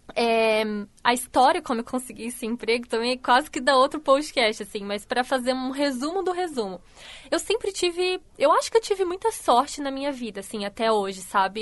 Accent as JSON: {"language": "Portuguese", "town": "Canelinha", "region": "Santa Catarina", "country": "Brazil", "tie": "born or raised there", "also_born_or_lived": "Brusque", "moved": "as an adult", "lives_now": "Criciúma, Brazil", "said": "eu nasci em Canelinha, uma cidadezinha bem pequenininha no norte do estado de Santa Catarina."}